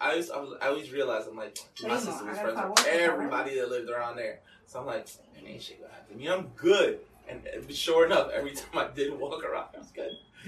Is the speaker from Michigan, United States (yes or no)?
no; Linden, New Jersey, United States; I was like, Linden. They're like, Linden. And I was like, yeah, it's right next to Lisbon or something.